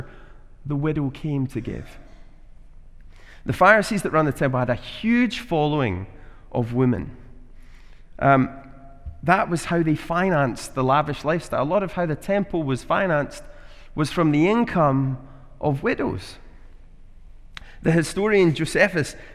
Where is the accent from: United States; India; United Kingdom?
United Kingdom; Glasgow, Scotland; moved away as an adult; now in Edinburgh, United Kingdom; I'm from Glasgow